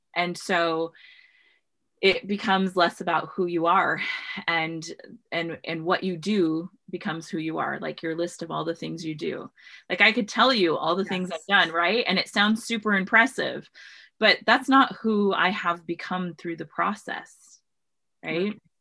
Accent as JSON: {"language": "English", "region": "Washington", "country": "United States", "tie": "born or raised there", "said": "I grew up in Washington State"}